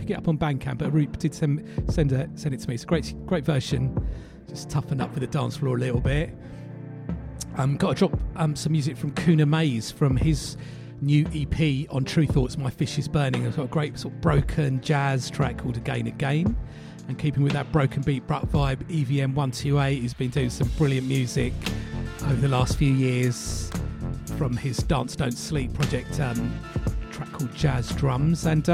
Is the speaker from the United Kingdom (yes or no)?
yes; London, United Kingdom; where I grew up in East London